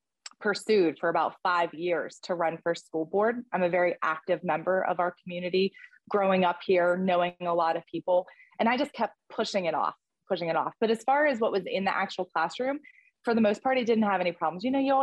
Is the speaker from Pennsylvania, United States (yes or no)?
yes; Pittsburgh, Pennsylvania, United States; born or raised there; moved away as an adult; also born or lived in Kentucky